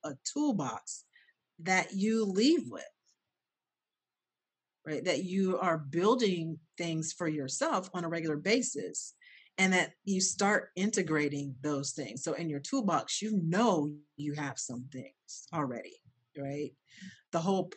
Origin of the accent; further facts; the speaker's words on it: Ohio, United States; I'm from Ohio. I grew up in Ohio